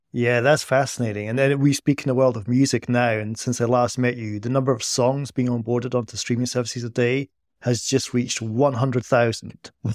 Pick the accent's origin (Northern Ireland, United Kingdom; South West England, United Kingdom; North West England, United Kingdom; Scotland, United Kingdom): Scotland, United Kingdom; accent: Scottish; my Scottish accent